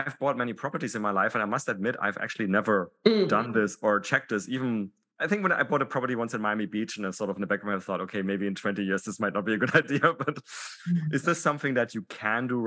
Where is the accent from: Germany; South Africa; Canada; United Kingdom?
Germany; moved away; I'm originally from Germany